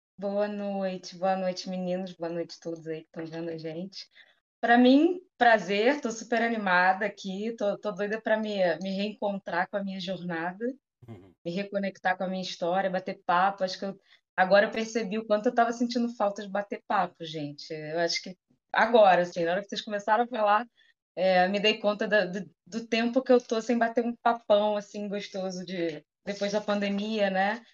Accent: Rio de Janeiro, Brazil; Sou daqui de Campo Grande, zona oeste do Rio de Janeiro, né? Nasci aqui, vivo aqui

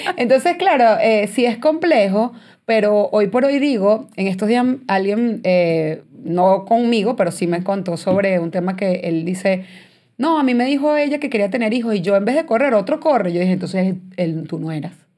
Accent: San Antonio de los Altos, Miranda, Venezuela; moved away as an adult; also born or lived in Boston, United States; now in United States; yo soy de San Antonio de los Altos

